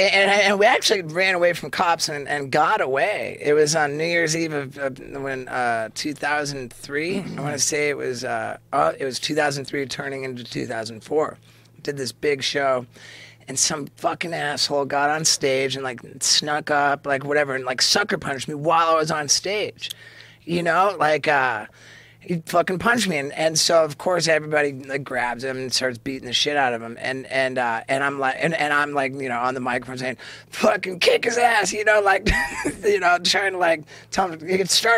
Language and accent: English; England, United Kingdom; born there; also born or lived in Canada / United States; My mom was born in Canada. My dad was born in America. I was born in England. So I'm all three.